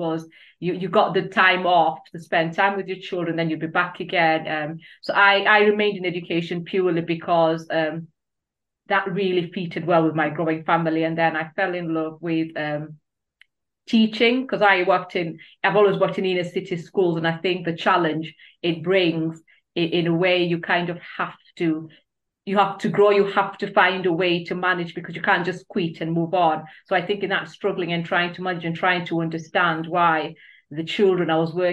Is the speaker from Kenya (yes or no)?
yes; Kenya; moved away as an adult; now in United Kingdom; I'm originally from Kenya